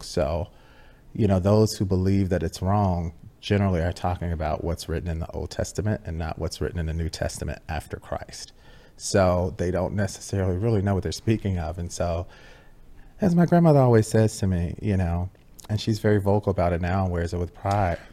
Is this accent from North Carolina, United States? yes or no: no; Chicago, Illinois, United States; I come from Chicago, Illinois, uh, Southwest Side, uh, middle class, working middle class neighborhood